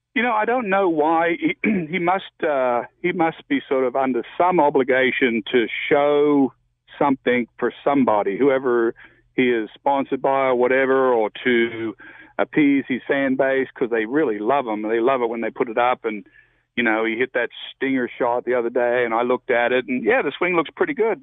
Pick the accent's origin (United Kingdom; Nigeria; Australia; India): Australia; I'm from Australia